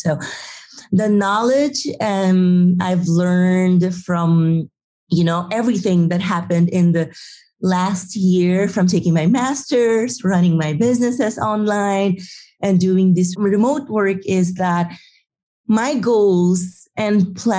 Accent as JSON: {"language": "English", "town": "Madrid", "region": "Community of Madrid", "country": "Spain", "said": "I can run Happy Lab even I am from Madrid."}